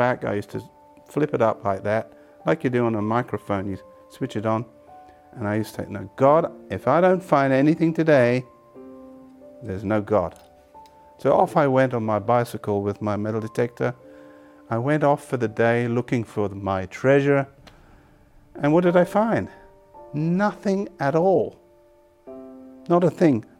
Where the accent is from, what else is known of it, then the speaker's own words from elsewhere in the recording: England, United Kingdom; I was born in England to Catholic parents.